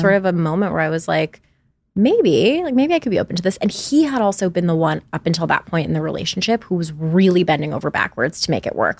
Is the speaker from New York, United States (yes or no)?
yes; New York, United States; now in Los Angeles, United States; I'm from New York originally, and I live in Los Angeles.